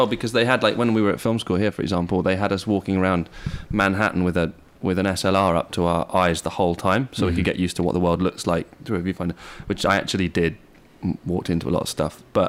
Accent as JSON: {"language": "English", "town": "Bristol", "region": "South West England", "country": "United Kingdom", "tie": "born or raised there", "also_born_or_lived": "New York / Pacific Northwest", "said": "Yeah, I grew up in England for the most part. In Southwest England, in Bristol. I also lived in the States."}